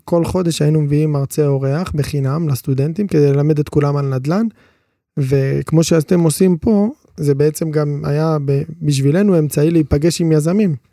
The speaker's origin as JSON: {"language": "Hebrew", "town": "Ashdod", "region": "Southern District", "country": "Israel", "tie": "born or raised there", "said": "אנחנו גדלנו באשדוד"}